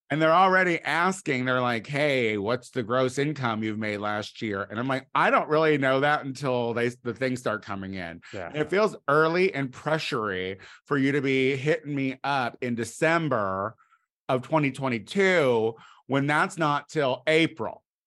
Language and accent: English; Clinton, Illinois, United States; moved away; my hometown